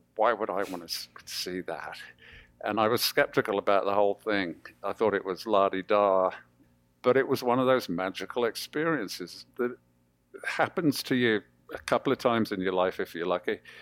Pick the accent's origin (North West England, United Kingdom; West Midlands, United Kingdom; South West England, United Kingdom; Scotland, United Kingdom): West Midlands, United Kingdom; Birmingham; also born or lived in Coventry; August 1959, we moved to Birmingham, uh, which was just the month before I started at primary school